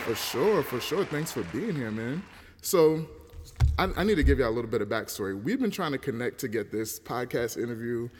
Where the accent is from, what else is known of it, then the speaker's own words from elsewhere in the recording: United States; us born in America